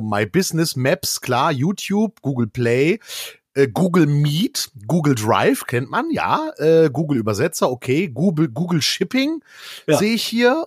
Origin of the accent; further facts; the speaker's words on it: Erkrath, North Rhine-Westphalia, Germany; da mein Heimatort Erkrath nicht in Arkansas liegt, sondern in äh, äh, äh, North Rhine-Westphalia